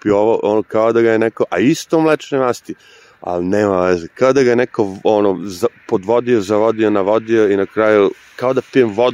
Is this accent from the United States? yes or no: yes; New York, United States; now in Serbia; Na moju sreću ja dolazim iz Njorka koji je prilično hladan, tako da mi ovo što ljudi ovde kažu hladno uopšte nije hladno.